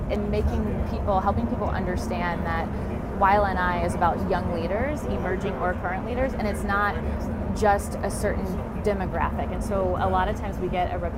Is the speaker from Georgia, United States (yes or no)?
no; Rome City, Indiana, United States; also born or lived in Lexington, Kentucky; now in Fort Wayne, United States; I am from Lexington, Kentucky, and moved to Rome City, grew up on the lake there, and then moved to Fort Wayne in 2004